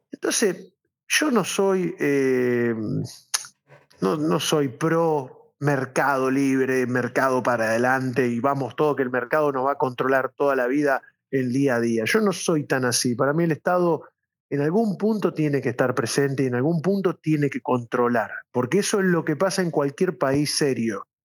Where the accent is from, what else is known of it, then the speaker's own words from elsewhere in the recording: Gálvez, Santa Fe, Argentina; born there; yo nací en Galvez, soy hijo de un trabajador de toda la vida desde Sancor